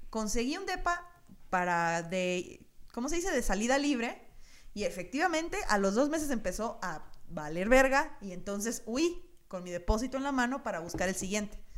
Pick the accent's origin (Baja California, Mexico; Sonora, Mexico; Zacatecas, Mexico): Sonora, Mexico; Hermosillo; moved away; Yo me vine de Hermosillo con una maleta con cosas que se asegura que iban a aguantar un año, ¿sabes?